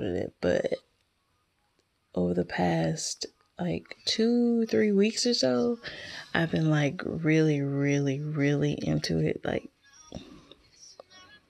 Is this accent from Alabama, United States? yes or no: yes; Alabama, United States; I'm from Alabama